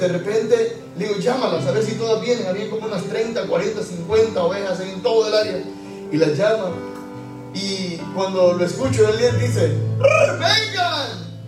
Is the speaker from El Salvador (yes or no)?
yes; El Salvador; moved away as an adult; also born or lived in Utuado, Puerto Rico; now in Puerto Rico; Hay un santo de mi país, yo soy salvadoreño